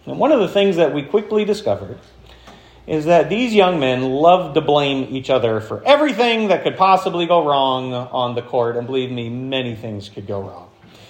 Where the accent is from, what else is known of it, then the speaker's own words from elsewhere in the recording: Florence, United States; I learned this as a kid growing up in Florence, watching a guy who you may know his name, Joe Kriegel.